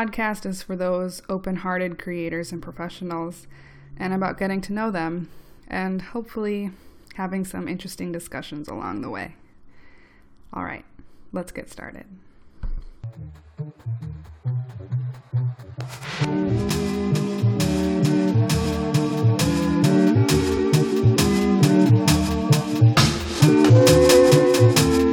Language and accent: English; Minnesota, United States; accent: Minnesota; also born or lived in Chicago; my home state of Minnesota